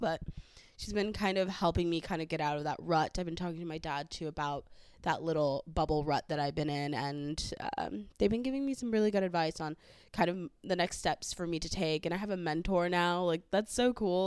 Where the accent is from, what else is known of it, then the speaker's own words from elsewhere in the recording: the Valley, California, United States; accent: valley; I am from the valley, so I will have a valley accent.